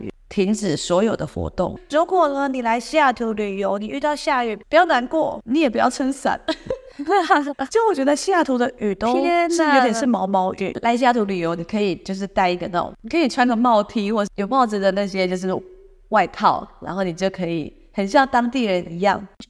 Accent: Xizhi, New Taipei, Taiwan; now in Seattle, United States; 像我是反过来的吧，我是从汐止过来的。

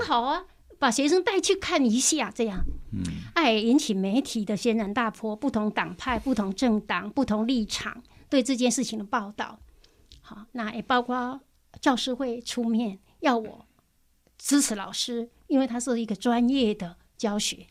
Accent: Zhushan, Nantou County, Taiwan; also born or lived in Wanhua, Taipei; now in Taipei, Taiwan; 我来自南投竹山的乡下

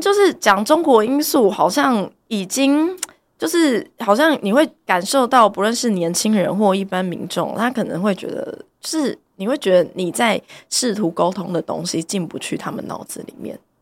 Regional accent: Taiwan; 我们自己作为台湾人

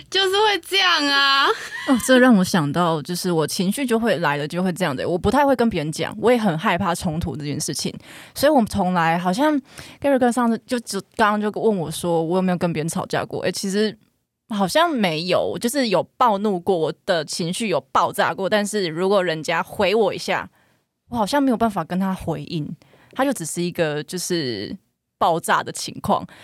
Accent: Kaohsiung, Taiwan; 我是高雄人，真的是高雄怂

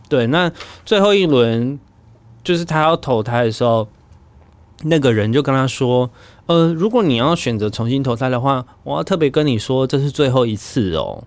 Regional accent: Taichung, Taiwan; 我说我台中人。

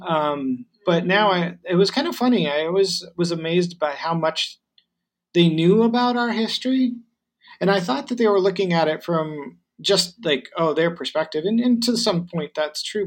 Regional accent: United States; first language English; moved away as an adult; now in Taiwan; I'm an American and I grew up there

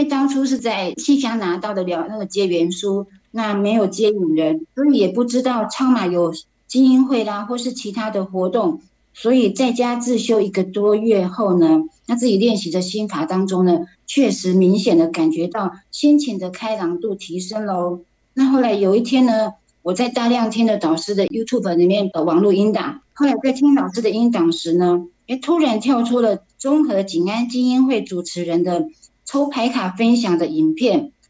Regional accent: Taipei, Taiwan

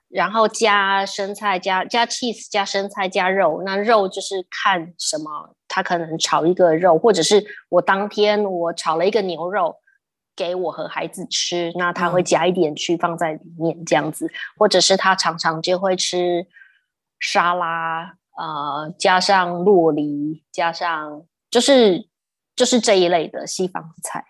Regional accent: Taipei, Taiwan; moved away as an adult; also born or lived in United States / Sydney, Australia / Cambodia; 我们在台湾长大都是美式美式英文嘛

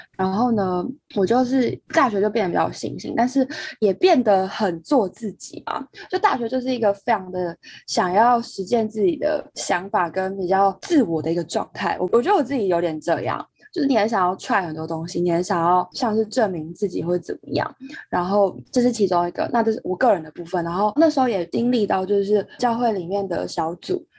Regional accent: Taipei, Taiwan; 因为我国中在外地读书，然后我高中回来台北读书

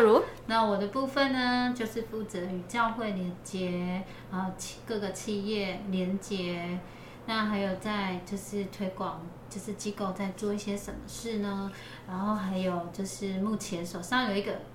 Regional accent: Pingtung County, Taiwan; now in Kaohsiung, Taiwan; 我住高雄，可是我是屏东人

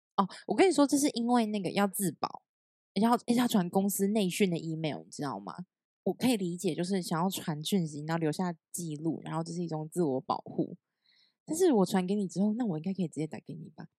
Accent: Taiwan; moved away as an adult; also born or lived in Hangzhou, China; 有点像我们台湾的业务经理这样

